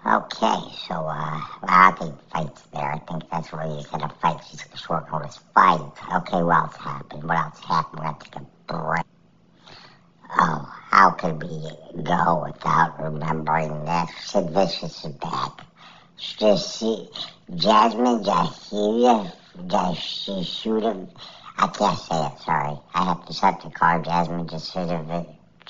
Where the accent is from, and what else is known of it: Canada